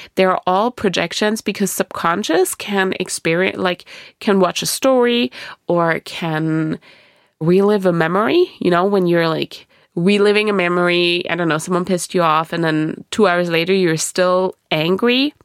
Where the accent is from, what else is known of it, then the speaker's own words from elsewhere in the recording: Germany; moved away; I was born and raised in Germany.